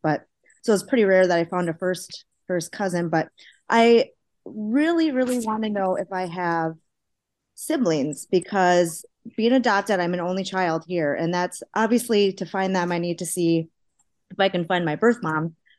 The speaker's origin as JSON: {"language": "English", "region": "Minnesota", "country": "United States", "also_born_or_lived": "Seoul, South Korea", "said": "I'm from Minnesota, but I was born in Seoul, South Korea. And I was adopted in 1984."}